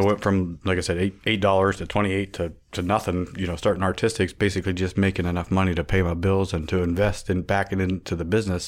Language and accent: English; Warren, Ohio, United States; I was born in Warren, Ohio